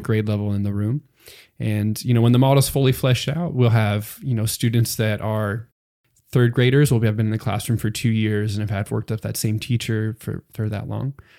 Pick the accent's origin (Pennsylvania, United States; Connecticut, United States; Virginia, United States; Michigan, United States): Pennsylvania, United States; moved away as an adult; now in Texas, United States; I'm from Pennsylvania originally, so that's, um, pretty far away from Texas